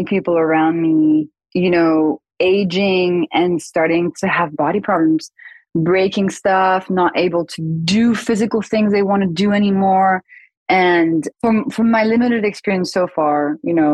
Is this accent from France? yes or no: yes; France; I grew up in France